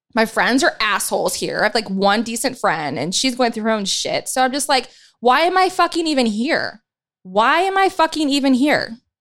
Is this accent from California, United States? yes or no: no; Dayton, Ohio, United States; moved away; my hometown in, in Dayton, Ohio